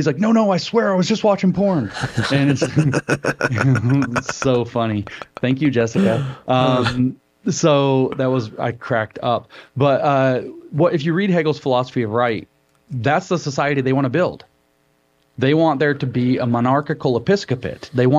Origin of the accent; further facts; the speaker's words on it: United States; we're American